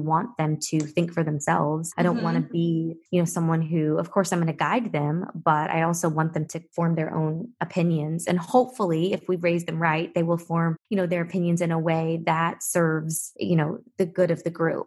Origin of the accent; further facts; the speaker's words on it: Lexington, Kentucky, United States; moved away as an adult; also born or lived in Atlanta, Georgia / Nashville, Tennessee; now in Fort Lauderdale, United States; my being born and raised in Lexington, which is the horse capital of the world